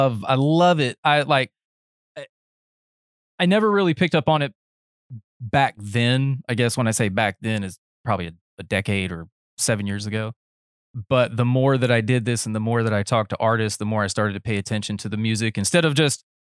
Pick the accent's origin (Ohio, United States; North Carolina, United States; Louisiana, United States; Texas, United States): Ohio, United States; Akron; born there; I was born in Akron, and I've spent many, many years around the way at like grandpa's card shop